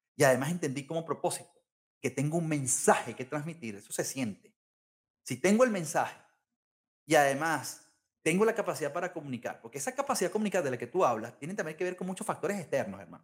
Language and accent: Spanish; Venezuela; also born or lived in London